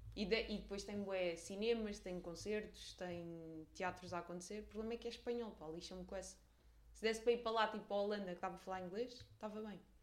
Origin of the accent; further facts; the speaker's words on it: Portugal; Nós, os portugueses